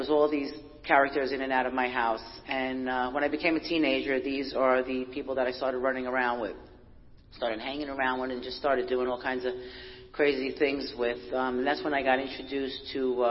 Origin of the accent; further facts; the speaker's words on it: New York City, New York, United States; I was born and raised in Brooklyn, New York.